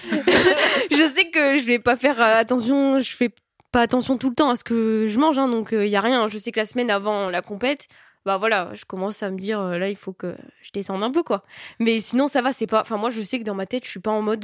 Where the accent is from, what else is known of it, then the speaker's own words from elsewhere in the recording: south of France, France; moved away; je viens bah, du sud de la France moi